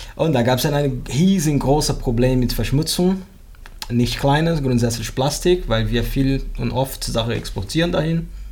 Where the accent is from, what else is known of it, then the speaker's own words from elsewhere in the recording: Rio de Janeiro, Brazil; German is a second language; moved away as an adult; also born or lived in Vietnam; now in Bremen, Germany; ich wohne in Bremen seit 2003. Ursprünglich komme ich aus Brasilien, Rio de Janeiro